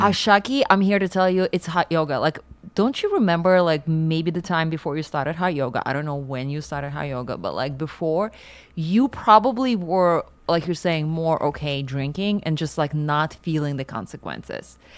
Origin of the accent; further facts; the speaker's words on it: Siberia, Russia; moved away; I grew up in Siberia